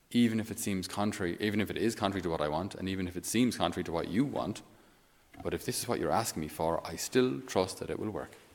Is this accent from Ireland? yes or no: yes; Ireland; being Irish